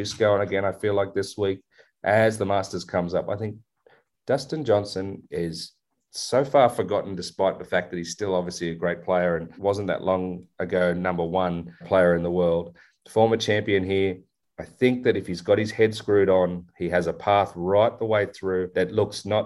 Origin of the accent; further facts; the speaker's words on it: Australia; I'm Aussie